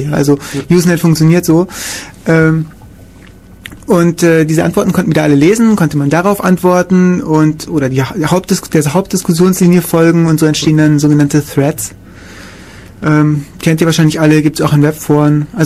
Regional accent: Kaufbeuren, Bavaria, Germany; in meiner Heimatstadt Kaufbeuren gab es irgendwie auch eine.

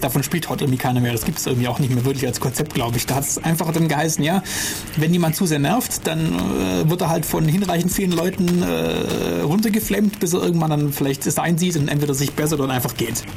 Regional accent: Germany; bei uns in Deutschland hier

